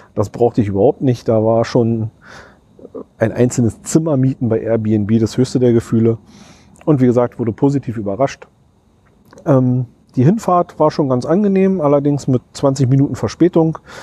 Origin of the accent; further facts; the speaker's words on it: Berlin, Germany; als Berliner